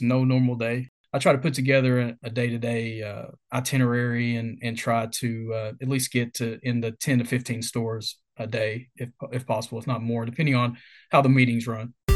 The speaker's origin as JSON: {"language": "English", "town": "Mount Sterling", "region": "Kentucky", "country": "United States", "tie": "born or raised there", "said": "born and raised in a small town in Kentucky called Mount Sterling"}